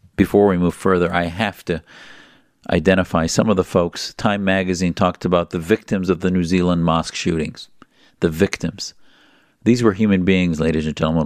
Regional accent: United States; as an American Muslim

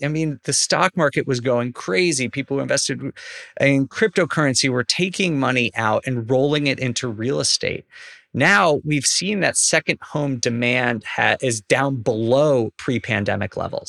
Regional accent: New York, United States; moved away; I'm from New York originally

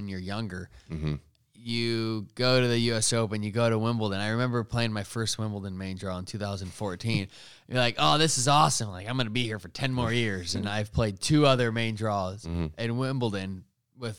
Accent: United States; as an American

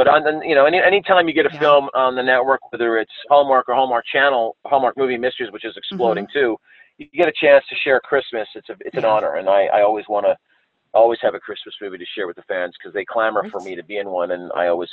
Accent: Canada; being a Canadian myself

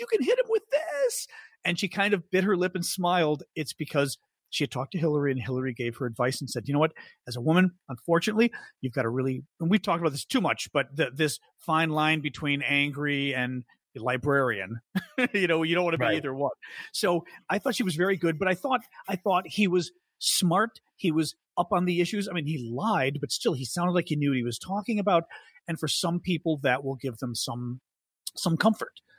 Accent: Chicago, Midwest, United States; as the Midwesterner

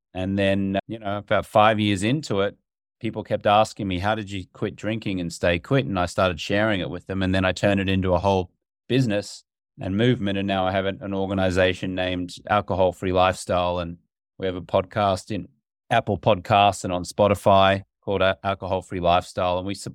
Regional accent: Australia; growing up in Australia, which is my native country

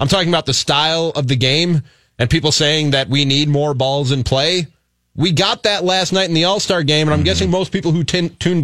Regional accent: Illinois, United States; I'm in community college in the town that I grew up in Illinois

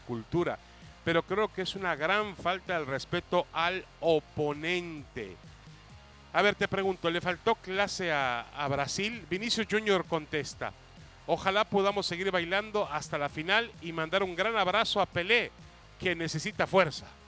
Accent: Mexico

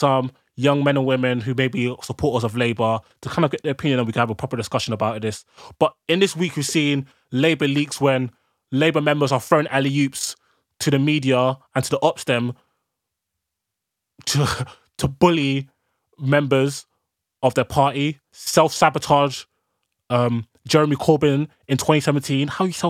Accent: Ghana; Like, even my people that I'm from Ghana are telling me, if you fly into Ghana, you have to self, they make you self-isolate for 2 weeks.

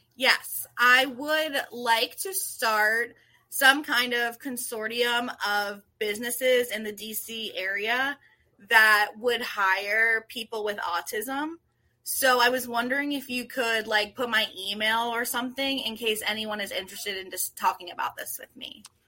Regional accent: Washington, District of Columbia, United States; now in Rockville, United States; I grew up in D C proper.

